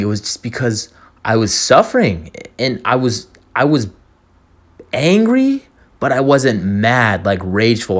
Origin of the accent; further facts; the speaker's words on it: Orange County, California, United States; I was born and raised in Orange County.